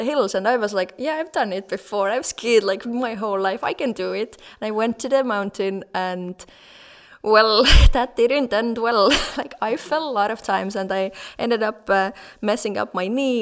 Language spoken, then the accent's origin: English; Estonia; moved away; also born or lived in Switzerland; I grew up in Estonia